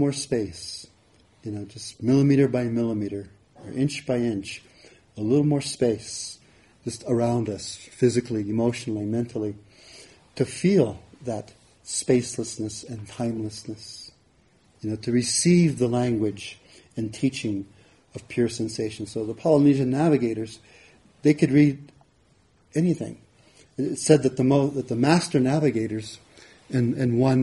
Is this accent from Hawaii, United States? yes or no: yes; Hawaii, United States; where I grew up in Hawaii